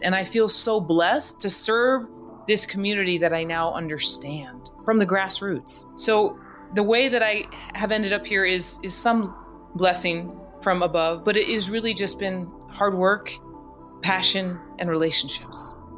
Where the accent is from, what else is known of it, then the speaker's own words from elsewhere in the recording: Albuquerque, New Mexico, United States; I was from Albuquerque, New Mexico, where everybody looked like Punch.